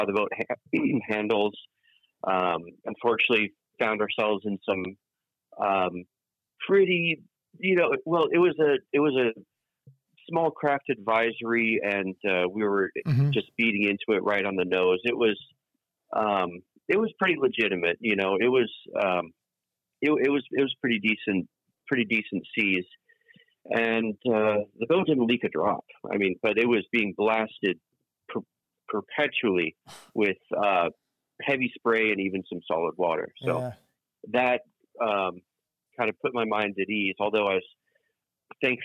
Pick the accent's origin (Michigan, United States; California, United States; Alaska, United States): California, United States; East Bay; also born or lived in England; the vast majority of my life, mm-hmm. living in the East Bay. So, you know, since I was a wee tyke